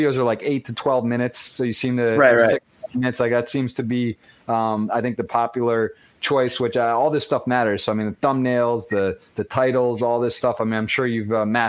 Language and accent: English; Michigan, United States; I'm from Michigan. Also got the Midwest background